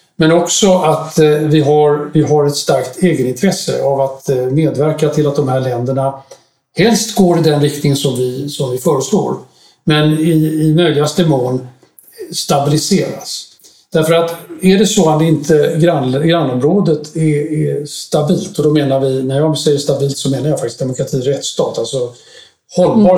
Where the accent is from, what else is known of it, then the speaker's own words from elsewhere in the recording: Sweden; moved away as an adult; also born or lived in Brussels, Belgium; jag kom hem till Sverige från Bryssel i eh, mitten av september